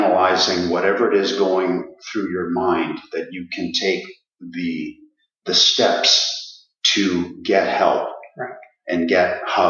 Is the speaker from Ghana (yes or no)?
no; Ottawa, Ontario, Canada; the Riverside Park is where we grew up in Ottawa.